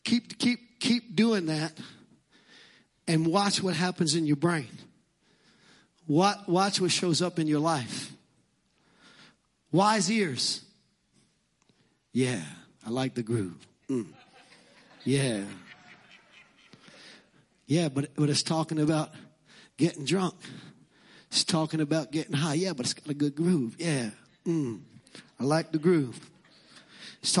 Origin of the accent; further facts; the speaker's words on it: New York City, New York, United States; accent: Brooklyn; my Brooklyn accent